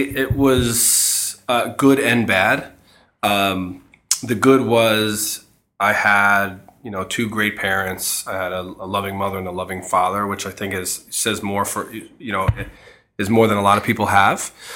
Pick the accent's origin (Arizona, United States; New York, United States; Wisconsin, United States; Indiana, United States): New York, United States; New York City; moved away as an adult; now in Connecticut, United States; I grew up in Queens where there are a lot of houses